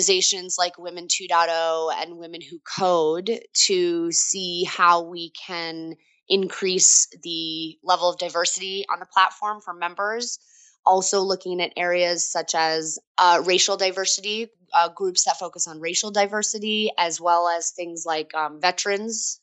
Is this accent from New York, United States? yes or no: yes; upstate New York, United States; moved away as an adult; also born or lived in Boston; we moved from Boston to New York, upstate New York, where I'm originally from.